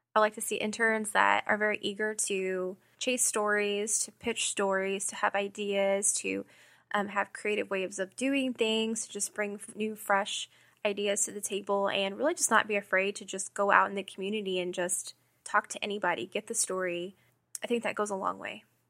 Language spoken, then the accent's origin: English; Houston, Texas, United States; moved away as an adult; now in Kansas City, United States; I am originally from Houston. I moved to Kansas City